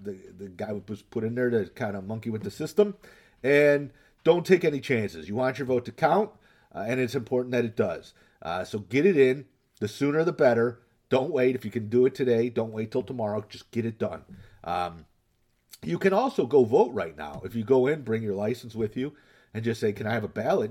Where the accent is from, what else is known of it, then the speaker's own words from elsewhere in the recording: Northville, United States; my hometown, um, Northville